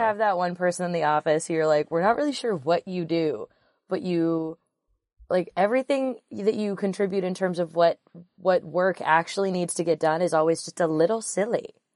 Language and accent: English; Pacific Northwest, United States; We're all from the Pacific Northwest.